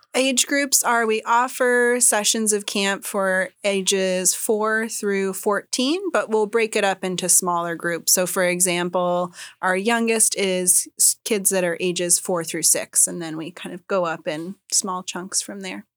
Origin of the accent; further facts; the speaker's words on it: Sitka, Alaska, United States; also born or lived in Oregon / Washington; now in Juneau, United States; I grew up in Sitka and then I lived uh, down in Oregon and Washington for a while